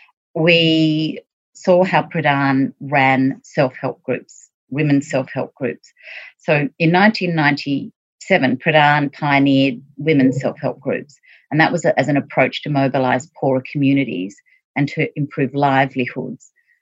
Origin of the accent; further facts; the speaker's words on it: Sydney, New South Wales, Australia; now in Condobolin, Australia; I came from Sydney and moved out to Condobolin around 20 years ago.